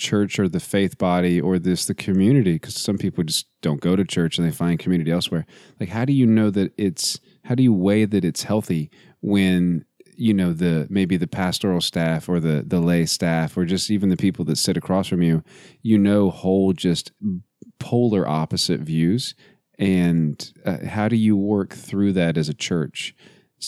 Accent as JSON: {"language": "English", "town": "Midland", "region": "Texas", "country": "United States", "said": "I'm from Midland, Texas"}